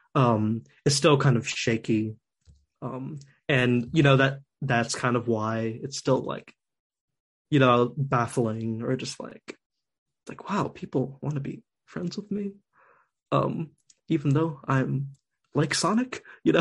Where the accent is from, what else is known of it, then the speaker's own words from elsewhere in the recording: New Jersey, United States; I was born in Jersey